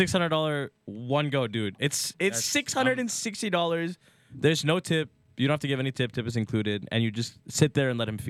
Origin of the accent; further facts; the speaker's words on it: Dubai, United Arab Emirates; I grew up in Dubai too, bro.